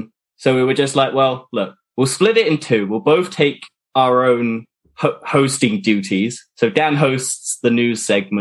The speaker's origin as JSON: {"language": "English", "country": "United Kingdom", "said": "I'm from the UK, live in a small town outside of London"}